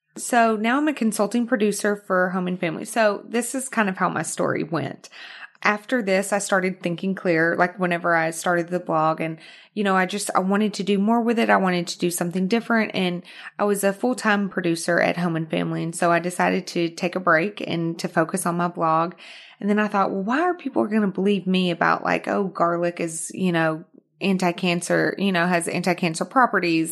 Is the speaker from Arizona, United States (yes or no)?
no; Arkansas, United States; accent: Arkansas; moved away as an adult; also born or lived in Houston, Texas / New York; now in Los Angeles, United States; I was born in Houston, but I was raised in Arkansas